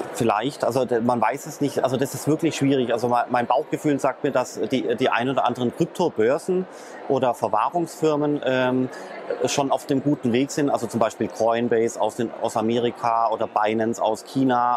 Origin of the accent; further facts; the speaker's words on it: Germany; ich als äh, Deutscher